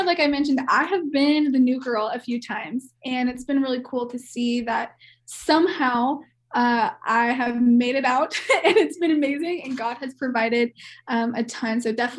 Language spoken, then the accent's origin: English; Kansas City, United States; moved away as an adult; also born or lived in Oklahoma; now in Colorado, United States; So I'm from Kansas City and went to Oklahoma State. So I was out of state girl.